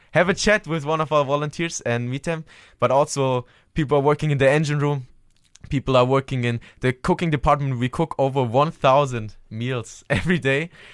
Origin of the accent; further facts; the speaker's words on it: Germany; moved away; I'm coming from Germany.